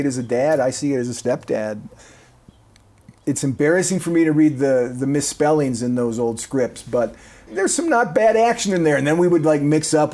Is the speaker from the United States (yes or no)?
yes; Kenosha, Wisconsin, United States; moved away as an adult; also born or lived in Colorado / Texas / Nebraska; I grew up in Kenosha, Wisconsin, which, as you indicated, is southeastern, about as far south as you can get before you get into northern Illinois.